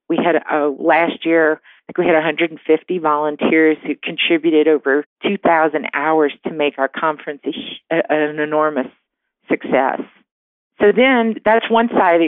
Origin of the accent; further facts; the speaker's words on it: New Orleans, Louisiana, United States; moved away as an adult; I'm originally from New Orleans.